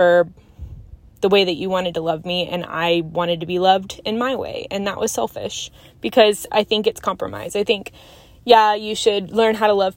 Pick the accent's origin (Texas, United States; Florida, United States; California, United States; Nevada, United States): Texas, United States; Fort Worth; we moved to my hometown, which is, Fort Worth area